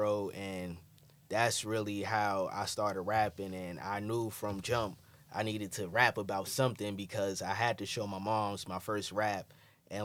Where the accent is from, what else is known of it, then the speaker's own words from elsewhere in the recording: New York City, New York, United States; also born or lived in Bed-Stuy; growing up in Crown Heights